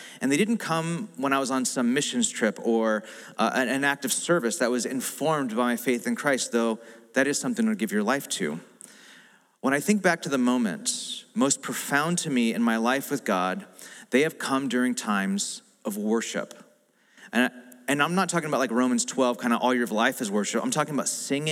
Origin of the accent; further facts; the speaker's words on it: United States; I'm American